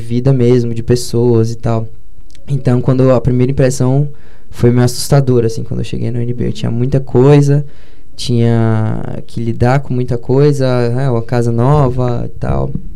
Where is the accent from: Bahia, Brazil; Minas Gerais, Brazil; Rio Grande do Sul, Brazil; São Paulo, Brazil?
Minas Gerais, Brazil; Patos de Minas; moved away as an adult; now in Brasília, Brazil; Patos de Minas, que é minha cidade natal